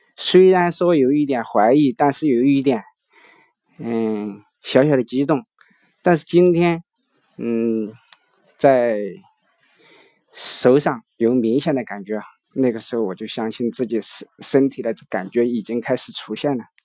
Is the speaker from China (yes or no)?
yes; Chengdu, Sichuan, China; 我是来自四川成都